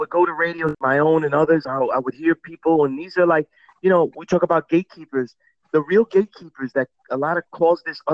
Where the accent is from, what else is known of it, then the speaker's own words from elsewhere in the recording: New York City, New York, United States; I'm from Sunset Park that was really a Puerto Rican neighborhood